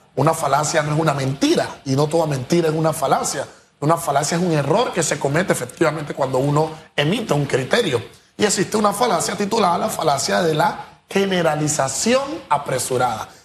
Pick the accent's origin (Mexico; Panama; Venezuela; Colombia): Panama; yo no me encuentro como panameño